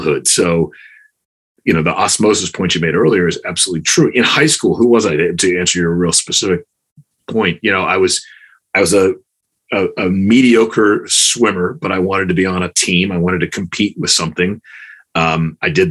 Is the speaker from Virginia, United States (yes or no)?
no; Chapel Hill, North Carolina, United States; I grew up in Chapel Hill, North Carolina, back when Chapel Hill was a one high school town